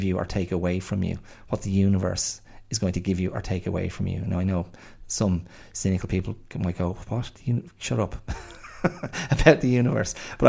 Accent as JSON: {"language": "English", "country": "Ireland", "lives_now": "Australia", "said": "being an Irish man abroad, I was grateful to Australia."}